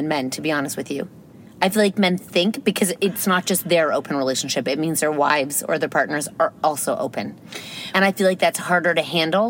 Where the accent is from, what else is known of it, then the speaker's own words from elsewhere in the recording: Ontario, Canada; He lived in Kentucky at the time, and I'm from Ontario.